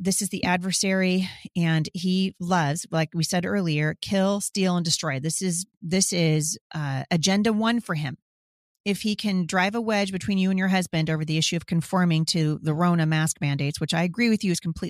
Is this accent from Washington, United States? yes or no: yes; Washington, United States; Yep, I'm hearing it's going to happen in Washington State too. I love my home state, but I'm sick to my stomach about what's going on here.